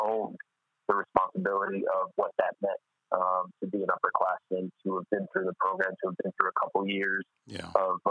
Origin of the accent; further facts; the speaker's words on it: Tucson, Arizona, United States; moved away as an adult; growing up in Tucson with the University of Arizona being there